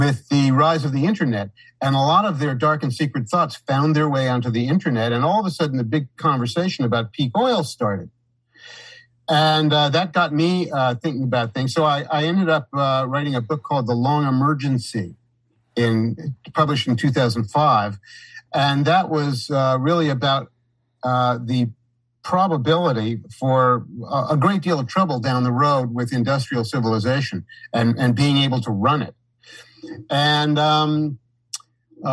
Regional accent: New York City, New York, United States; moved away as an adult; also born or lived in Saratoga Springs, New York; growing up in New York City and feeling overwhelmed by it the whole time I was a child

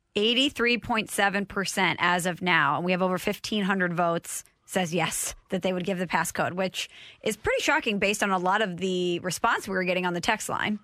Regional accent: Illinois, United States; now in Missouri, United States; I'm from the Illinois side, over here in Missouri

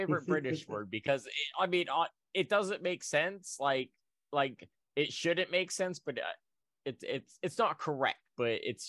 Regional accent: United States; I'm American.

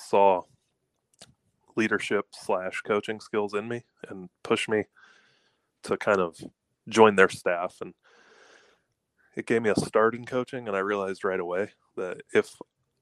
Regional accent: Atlanta, Georgia, United States; I grew up in Atlanta, Georgia, in a suburb

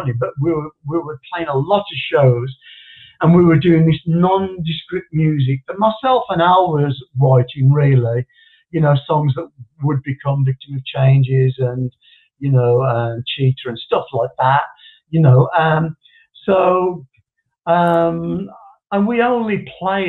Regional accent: West Bromwich, West Midlands, United Kingdom; in my hometown, West Bromwich

